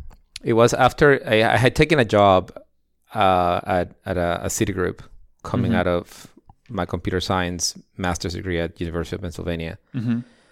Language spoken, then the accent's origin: English; Ecuador; So I'm the son of a Russian immigrant to Ecuador, and of my father who was both of them are engineers.